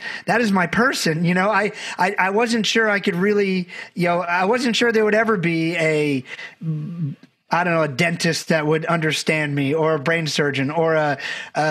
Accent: Barbados; I'm from Barbados, had a great family, but we didn't know a lot of people

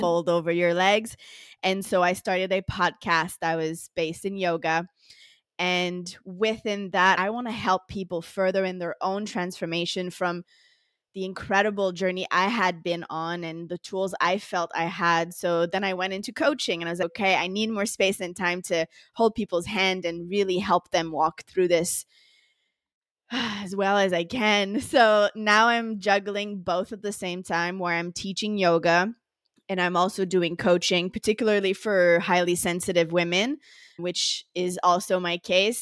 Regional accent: Montreal, Quebec, Canada; moved away as an adult; now in Costa Rica; I'm originally from Montreal, Canada

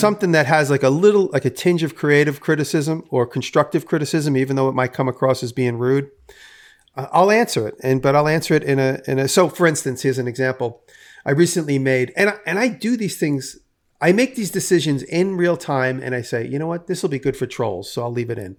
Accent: New York City, New York, United States; also born or lived in Manhattan; I grew up in and around New York City.

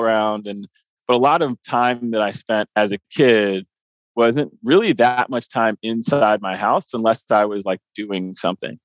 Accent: Columbia, Maryland, United States; moved away; I grew up in Columbia, Maryland

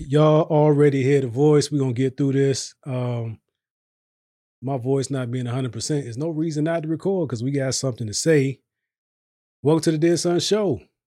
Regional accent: Virginia, United States; now in Texas, United States; I'm from Virginia

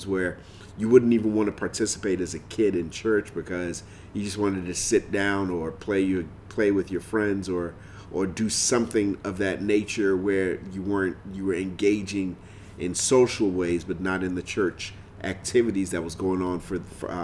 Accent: Nigeria; growing up in Nigeria, this was a song that every church, every gathering of Christians, you heard, every gathering of Nigerians

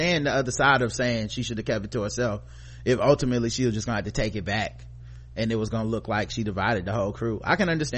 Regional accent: Brooklyn, New York, United States; I figured I might learn something new despite growing up in Brooklyn, being exposed to some aspects of the Hasidic community.

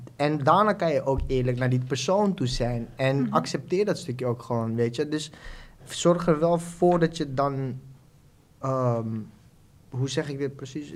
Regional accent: Suriname; moved away as an adult; now in Netherlands; Ik, eh, geboren in Suriname, woon nu net acht jaar in Nederland

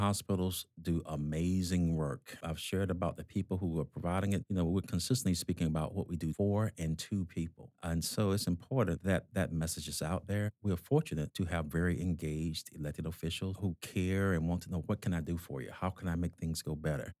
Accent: Georgia, United States; accent: South South, South Boston; moved away as an adult; now in Massachusetts, United States; I'm originally from Georgia

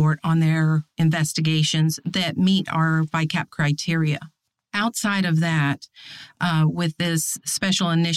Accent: East Texas, United States; moved away as an adult; I came to the FBI from Texas, a small town in East Texas

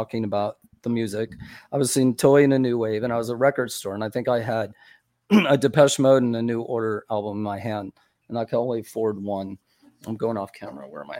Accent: St. Augustine, Florida, United States; I grew up in St. Augustine

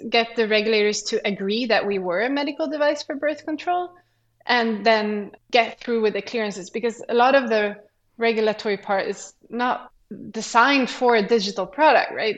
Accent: Sweden; moved away; I'm from Sweden. And there you kind of choose a direction already when you start high school. So in mm-hmm. high school, I studied like uh, the science program

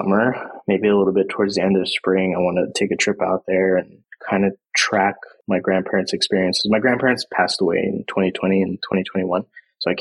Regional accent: Visalia, California, United States; a place called Visalia. And it's like Central California

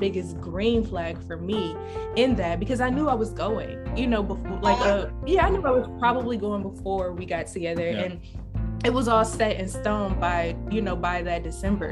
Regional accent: Detroit, Michigan, United States; now in New York, United States; I grew up in Detroit

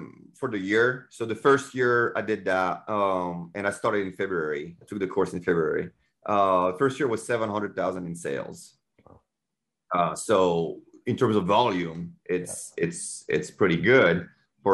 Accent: France; English is a second language; moved away as an adult; now in United States; I'm from France and English is not my first language.

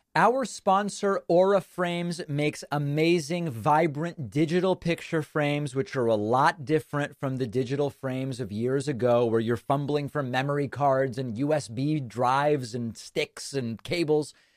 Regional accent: Argentina; moved away; I was born in Argentina, have family, friends there

